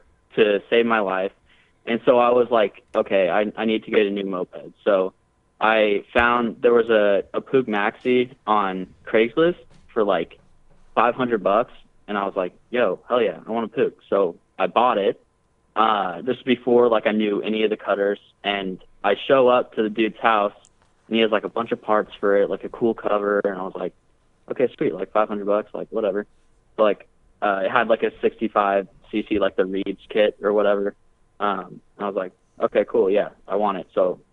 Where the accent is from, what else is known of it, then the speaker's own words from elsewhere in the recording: Portland, Oregon, United States; When I was in Germany and I would tell people that I'm from Portland, Oregon